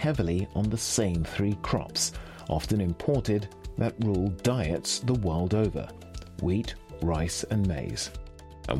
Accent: Croydon, London, United Kingdom; now in Lyon, France; as a boy growing up in Croydon

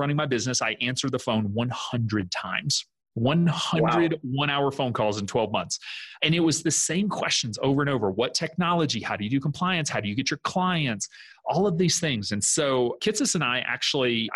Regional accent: the South, United States; moved away as an adult; also born or lived in South Dakota / Wisconsin; I'm originally from the South.

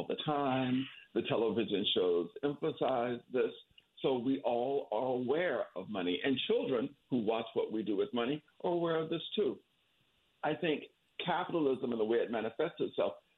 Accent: Florida panhandle, United States; I was raised in the Florida panhandle in a rural area where there was no money at all

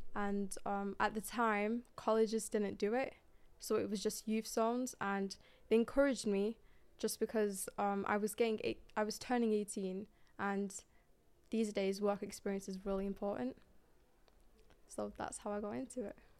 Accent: Manchester, North West England, United Kingdom; I'm from Manchester

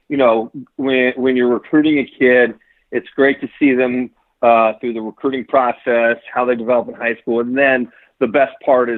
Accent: Cincinnati, Ohio, United States; Born and raised in Cincinnati.

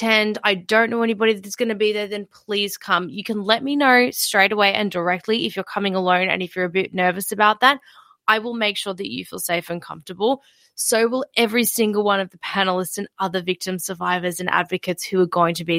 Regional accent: Melbourne, Victoria, Australia; I'm from Melbourne.

